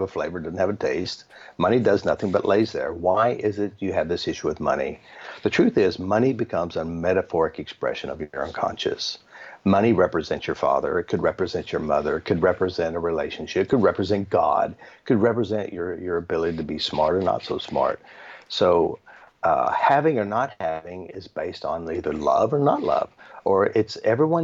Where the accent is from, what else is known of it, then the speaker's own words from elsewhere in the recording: United States; I'm from America